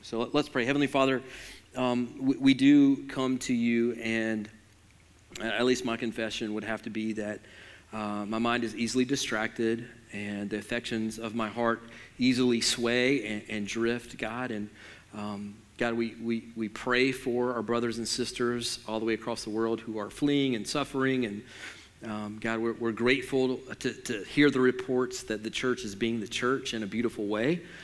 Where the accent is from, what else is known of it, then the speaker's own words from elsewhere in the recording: Alabama, United States; I'm from Alabama